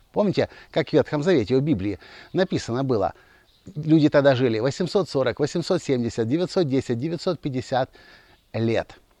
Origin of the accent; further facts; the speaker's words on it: Kyiv, Ukraine; also born or lived in Mliiv, Cherkasy Oblast, Ukraine; Я родился в Киеве, я вырос в Киеве, я обучался в Киеве, но все детство провел я здесь.